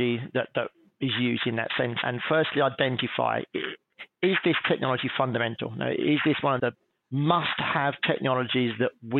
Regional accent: England, United Kingdom; being English

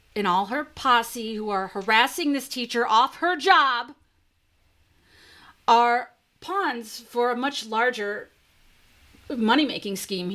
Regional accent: Detroit, Michigan, United States; I grew up in Detroit

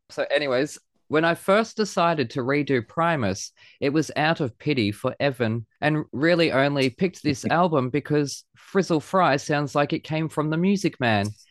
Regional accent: Australia; accent: Aussie; I hear the Aussie accent when it's recorded

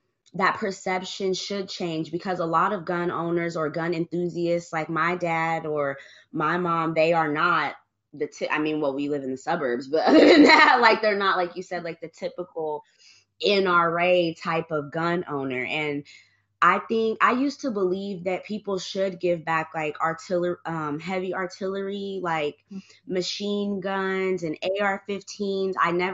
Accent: Germany; born there; I was born in Germany, and in Germany they not even the cops, like the Polizei, don't even carry guns.

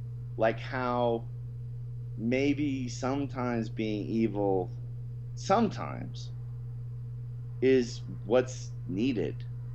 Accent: the South, United States; You know, I'm from the South, and I, you know, despise Sherman and all these guys.

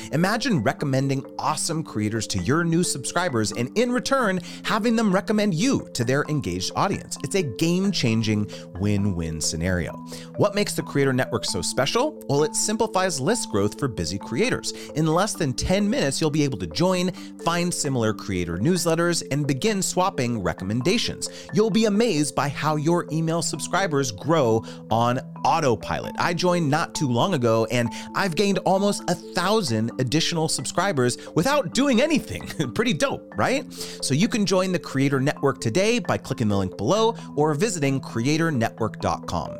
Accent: United States; I'm super American

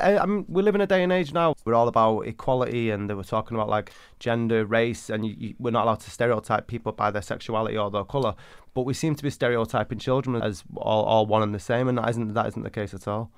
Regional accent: Manchester, North West England, United Kingdom; I grew up in 1980s Manchester

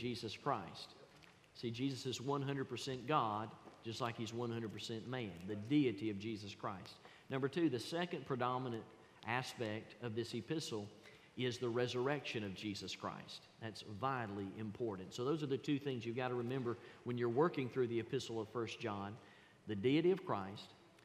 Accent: the South, Georgia, United States; accent: Southern; I was born in the South. I was raised in the South. And here's one thing that I can't get away from. I can't get away from my vernacular. I can't get away from my accent

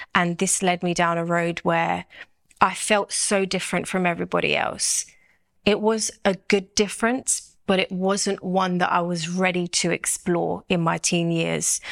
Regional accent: London, United Kingdom; I'm from South London

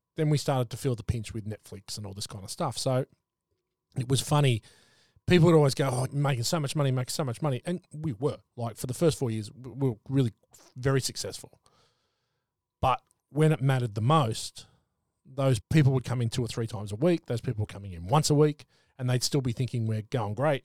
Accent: Sydney, New South Wales, Australia; I'm from Sydney, from the Northern Beaches

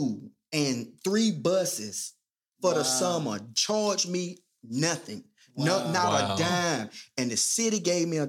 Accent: Seaboard, North Carolina, United States; also born or lived in Weldon; I'm from Northampton County, from Seaboard

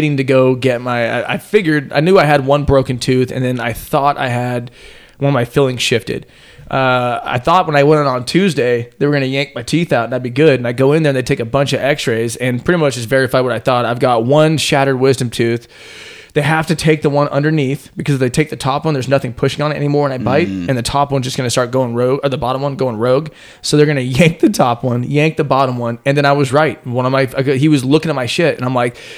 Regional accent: Southern Oregon, United States; moved away; also born or lived in California; I lived there. I'm from Oregon. I'm from Southern Oregon

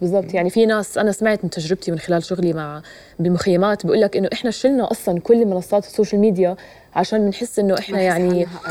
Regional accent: Jordan; انا مواطن اردني

